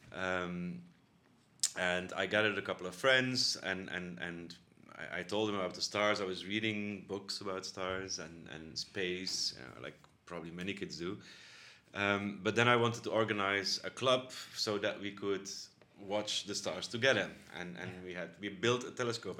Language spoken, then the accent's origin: English; Bruges, Flanders, Belgium; now in Netherlands; I was born in Bruges, that's um, a small town actually near the North Sea in the province of, province of West Flanders